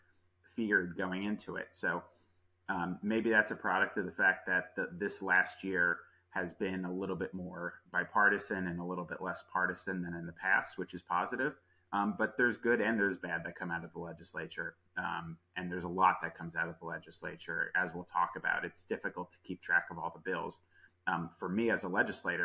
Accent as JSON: {"language": "English", "town": "Greenwich", "region": "Connecticut", "country": "United States", "tie": "born or raised there", "said": "I am from the area. I grew up in Greenwich."}